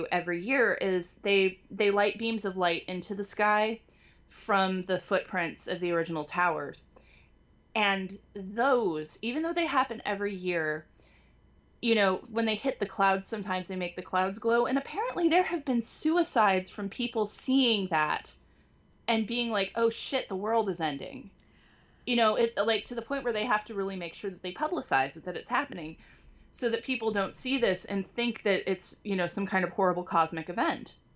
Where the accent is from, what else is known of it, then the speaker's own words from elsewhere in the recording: California, United States; moved away; I moved out here, you know, I'm from California. We have earthquakes. I grew up experiencing several minor earthquakes